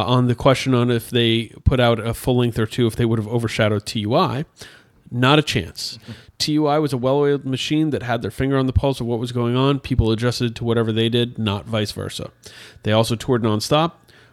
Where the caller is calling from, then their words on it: Illinois, United States; I'm from the Quad Cities, Illinois side, about 2.5 hours west of Chicago on the Mississippi River.